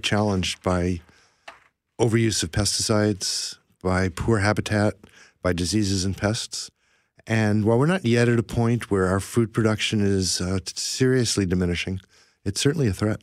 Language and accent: English; Ohio, United States; moved away as an adult; now in Vancouver, Canada; I moved up here in 1980 and did grow up in the United States